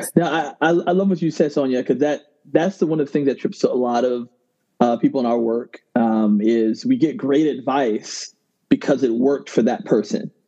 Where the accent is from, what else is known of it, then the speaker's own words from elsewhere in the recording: Ghana; I'm originally from Ghana